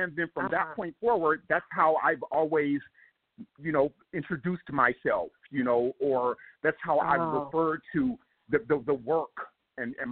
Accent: Compton, California, United States; I grew up in Compton, California

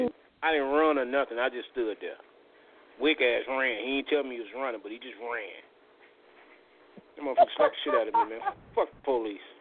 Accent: Gary, Indiana, United States; goddamn it, I grew up in that bitch.

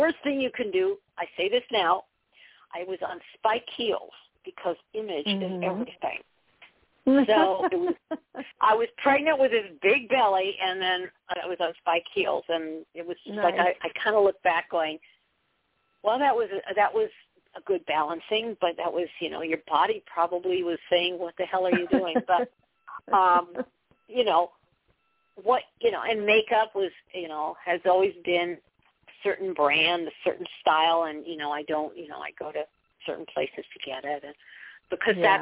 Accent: Southern California, United States; I come from Southern California

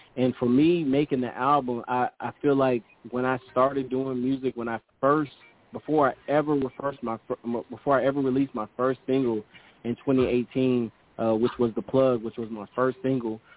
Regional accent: Sacramento, California, United States; moved away; I'm from originally from California, Sacramento

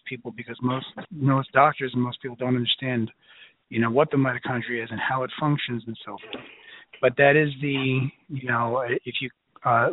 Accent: New York City, New York, United States; I'm from Brooklyn

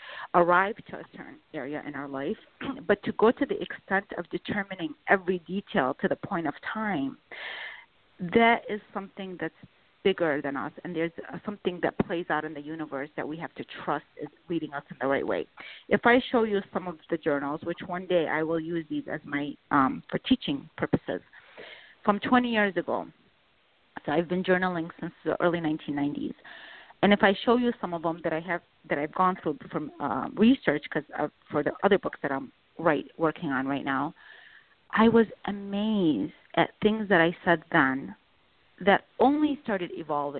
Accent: Baghdad, Baghdad Governorate, Iraq; moved away; where I was born in Baghdad

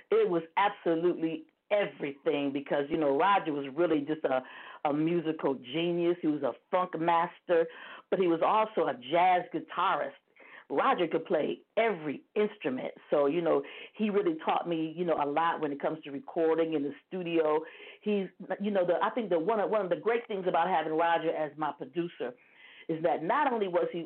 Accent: Toledo, Ohio, United States; now in Dayton, United States; I'm calling from Ohio. I still live in Ohio. I'm in Dayton, Ohio. You know, I grew up in Toledo, Ohio

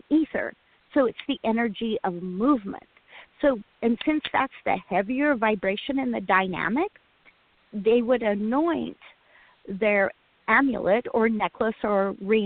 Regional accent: Utah, United States; now in Oregon City, United States; with my allowance growing up in Utah

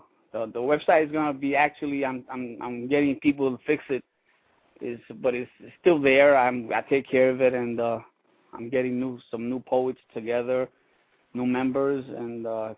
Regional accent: Puerto Rico; now in New York, United States; I'm from Puerto Rico.

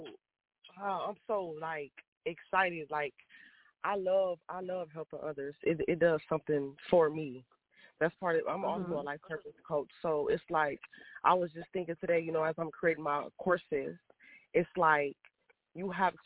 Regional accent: Toledo, Ohio, United States; moved away as an adult; now in Atlanta, United States; I'm originally from Toledo, Ohio, but I just moved to Atlanta, Georgia

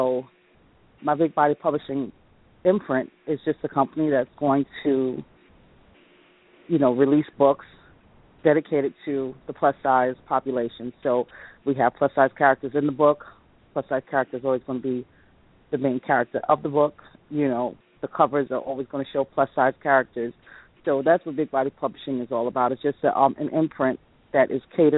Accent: New York City, New York, United States; growing up in the Bronx

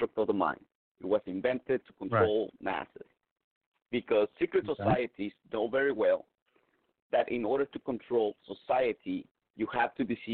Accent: southern Mexico, Mexico; moved away; I grew up in Mexico

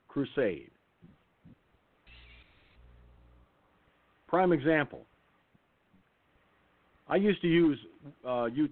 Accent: New York, United States; I'm from New York. Okay, I'm in New York

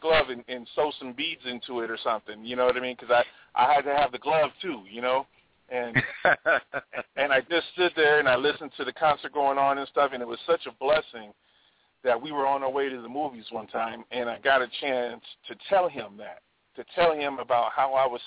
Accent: Hawaii, United States; I grew up in Hawaii

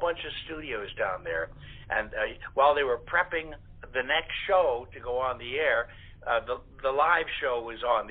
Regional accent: Goshen, Indiana, United States; also born or lived in New York; now in Beverly Hills, United States; I'm of course from Goshen, Indiana, originally

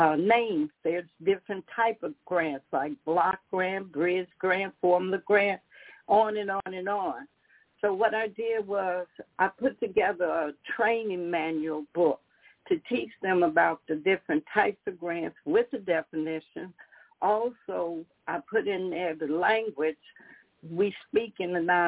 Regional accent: Chicago, Illinois, United States; I grew up in Chicago

